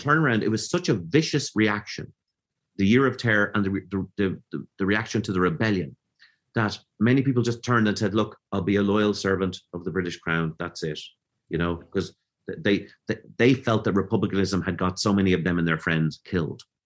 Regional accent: Dublin, Leinster, Ireland; also born or lived in Galway; I was born in Galway, but I grew up in George and Dublin

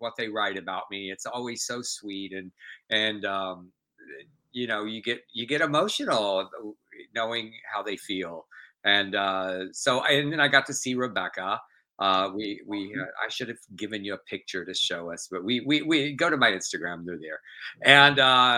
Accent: Zapata, Texas, United States; I grew up in Zapata, Texas

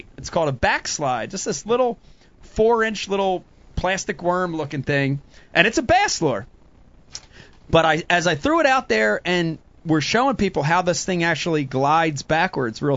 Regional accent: New Jersey, United States; I'm growing up in South Jersey

